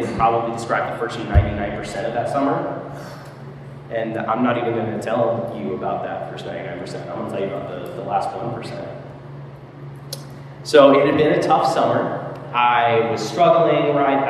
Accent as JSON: {"language": "English", "region": "Texas", "country": "United States", "also_born_or_lived": "Arkansas", "moved": "as an adult", "lives_now": "Minneapolis, United States", "said": "I am from Texas originally, but I met my wife in Arkansas, and we lived there for a while"}